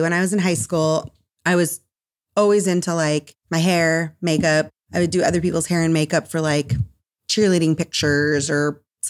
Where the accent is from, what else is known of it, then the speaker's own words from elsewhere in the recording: Minnesota, United States; also born or lived in Cedar Rapids, Iowa; the way I ended up in Cedar Rapids, Iowa, because I'm originally from Northern Minnesota.